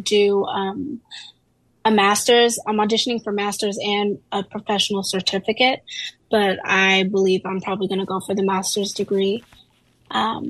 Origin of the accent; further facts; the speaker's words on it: Dallas, Texas, United States; moved away as an adult; also born or lived in Des Moines, Iowa; now in San Francisco, United States; I was born in Des Moines, Iowa, but then, family circumstances, I moved to Dallas, Texas